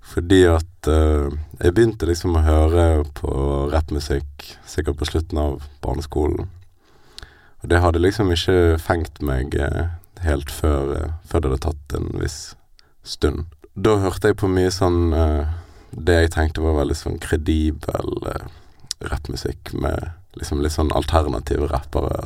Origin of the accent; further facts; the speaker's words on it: Bergen, Vestland, Norway; Jeg er født og oppvokst i Bergen